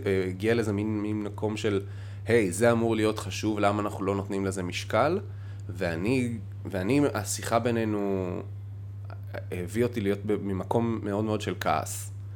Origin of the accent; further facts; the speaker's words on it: Amuka, Northern District, Israel; also born or lived in Safed; נולדתי בצפת ועברנו לעמוקה